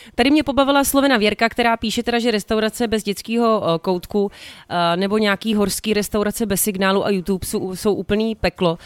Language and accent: Czech; Prague, Czechia; jezdila jsem z Libně tramvají